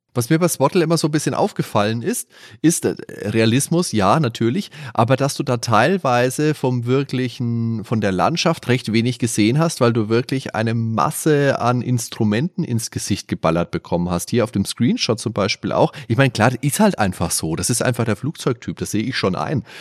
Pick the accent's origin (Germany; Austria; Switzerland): Germany; near the district of Schweinfurt, Bavaria; Ich wohne zwei Kilometer vom Schweinfurter Landkreis entfernt